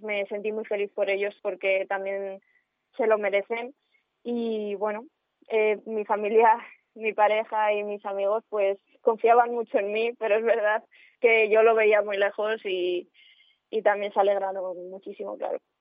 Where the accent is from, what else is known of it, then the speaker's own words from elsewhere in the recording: Cuéllar, Castile and León, Spain; moved away as an adult; para mí Cuellar es una de las partes más importantes mm, de mi vida, siempre lo ha sido, y aunque me fui a estudiar fuera, em, en mi forma de ser y todo lo que he aprendido allí en el colegio, en el instituto